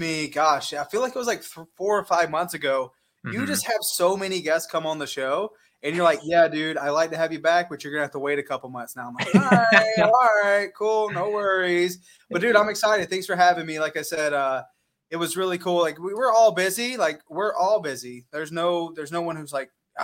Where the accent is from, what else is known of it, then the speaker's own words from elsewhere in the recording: Lexington, South Carolina, United States; moved away as an adult; now in Arizona, United States; I'm from outside of Columbia. I'm from Lexington.